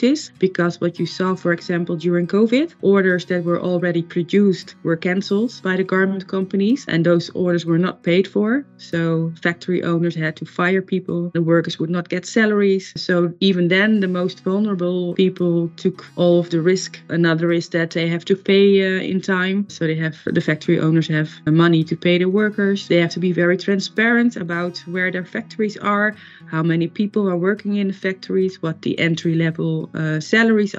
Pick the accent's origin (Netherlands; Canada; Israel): Netherlands; I'm from the Netherlands.